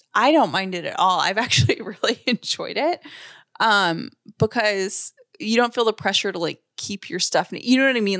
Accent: the South, United States; I'm very like a Southern person and I was raised in the South

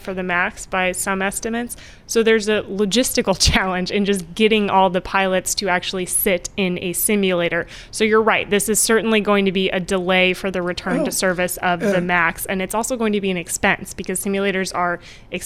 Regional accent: Lawrence, Kansas, United States; moved away; I am from Kansas

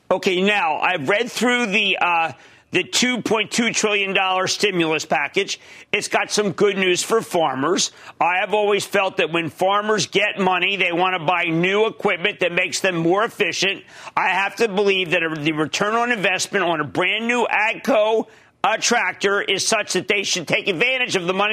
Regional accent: Philadelphia, Pennsylvania, United States; I'm 17 and I'm from Philadelphia.

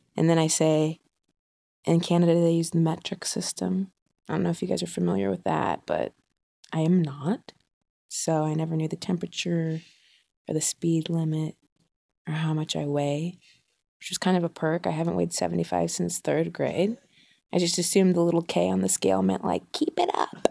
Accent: Ohio, United States; I grew up in Ohio

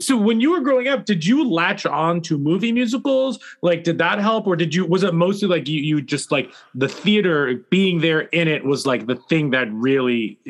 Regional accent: around New York City, United States; I grew up around New York City, so it was very easy to get into New York and see the shows.

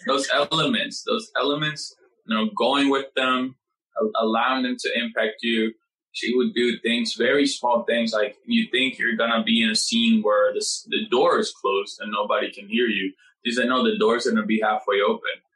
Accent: Puerto Rico; moved away as an adult; now in New York, United States; I come from Puerto Rico

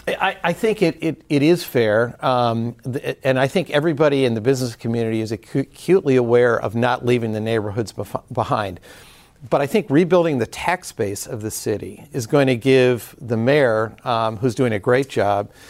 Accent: Detroit, Michigan, United States

